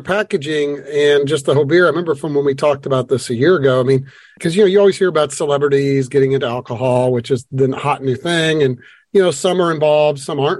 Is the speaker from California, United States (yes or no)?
no; Louisville, Kentucky, United States; I grew up in Louisville, Kentucky